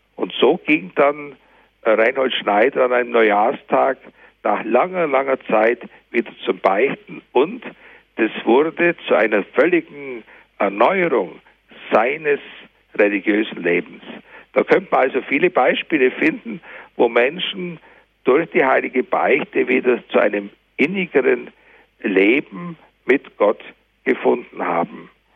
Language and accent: German; Germany; bei uns in Deutschland